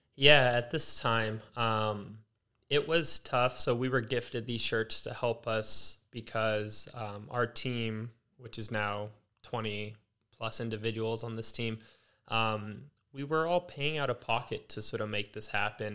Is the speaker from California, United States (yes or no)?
yes; Los Angeles, California, United States; now in Culver City, United States; born and raised in Las Feliz, uh, recently, this past year, moved to Culver City